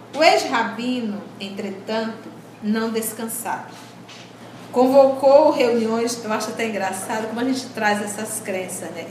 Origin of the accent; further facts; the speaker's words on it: Brazil; nós também somos brasileiros